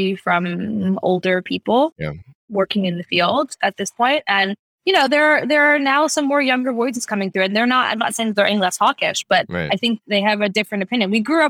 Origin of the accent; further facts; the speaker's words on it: United States; And me, you know, as an American, I work for the DoD.